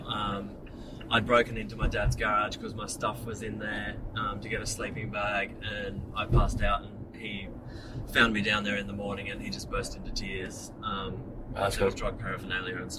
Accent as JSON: {"language": "English", "town": "Wollongong", "region": "New South Wales", "country": "Australia", "tie": "born or raised there", "said": "I grew up in Wollongong"}